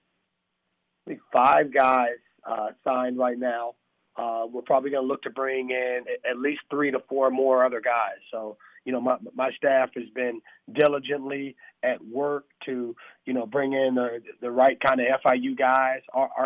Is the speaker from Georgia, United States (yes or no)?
yes; Atlanta, Georgia, United States; I grew up in East Atlanta at a different time than what Atlanta is now